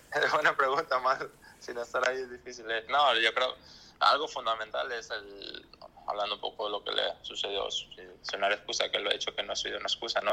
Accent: Culiacán, Sinaloa, Mexico; moved away; also born or lived in Europe; desde que salí de México, de Culiacán

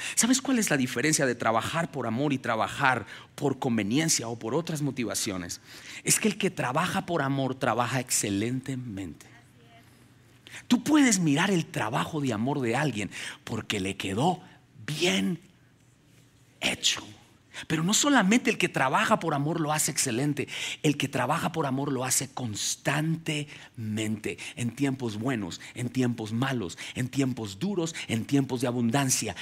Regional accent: Ubaté, Cundinamarca, Colombia; moved away as an adult; now in United States; nací en Ubaté, que Ubaté es la tierra de los quesos, queda aquí a dos horas de aquí

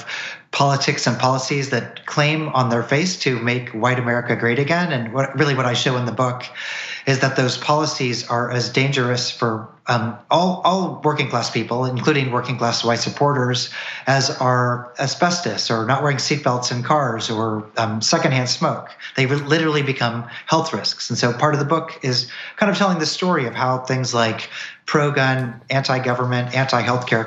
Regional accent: Missouri, United States; now in Tennessee, United States; I'm from Missouri. I live in Tennessee now

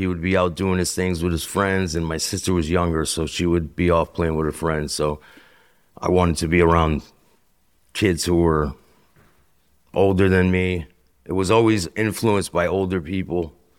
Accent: Bristol, Connecticut, United States; So I'm from Bristol, Connecticut.

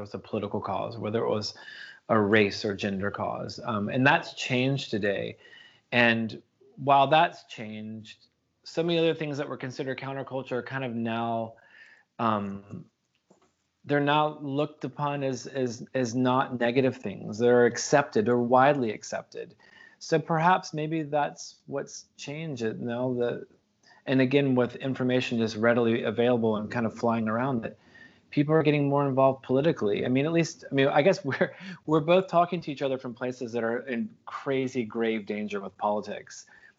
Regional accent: the South, United States; I mean, as a kid growing up in the American South, like we never spoke about politics and religion with people that we didn't know

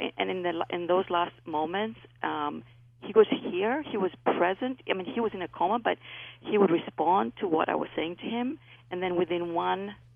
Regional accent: Greece; accent: Greek; moved away; I was raised in Greece. That's where my accent is from.

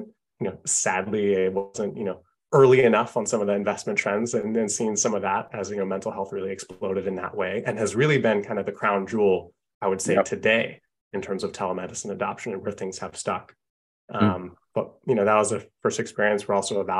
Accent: Seattle, Washington, United States; I grew up in Seattle

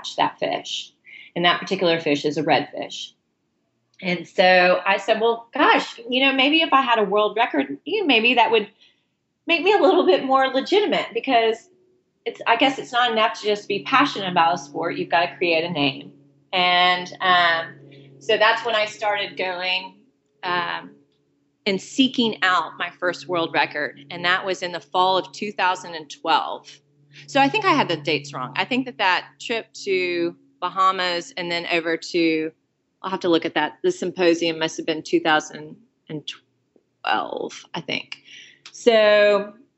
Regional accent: Houston, Texas, United States; I'm from Houston, Texas

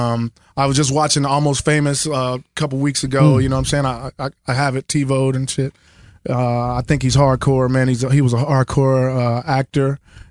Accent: Kansas City, Missouri, United States; I'm from Kansas City

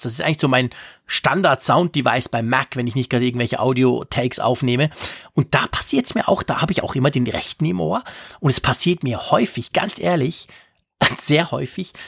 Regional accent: Switzerland; bei uns in der Schweiz

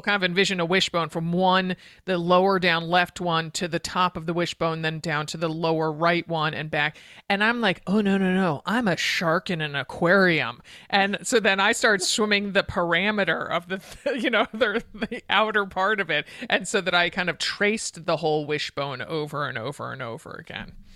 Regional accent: Connecticut, United States; my home state of Connecticut

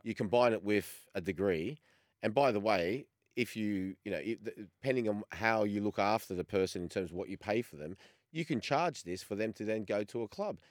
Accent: Australia; moved away as an adult; Growing up in Australia, I'm a little bit older than both of yous, uh, in, especially in the, in the eighties, say, before I left

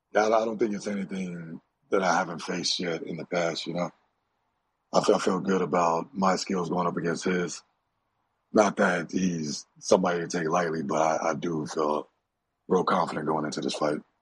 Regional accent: Dallas, Texas, United States; I'm Nigerian. But I was born in Dallas

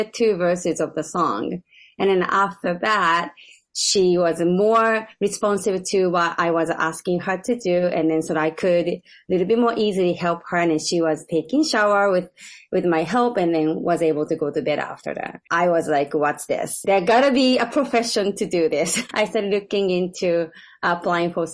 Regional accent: Japan; moved away as an adult; now in United States; A couple of decades ago, I moved to US. I'm originally from Japan

